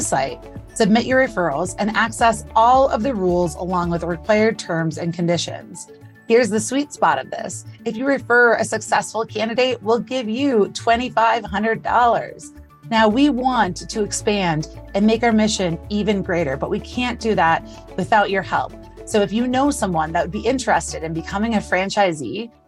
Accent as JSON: {"language": "English", "town": "Little Chute", "region": "Wisconsin", "country": "United States", "said": "I'm from Little Chute, Wisconsin"}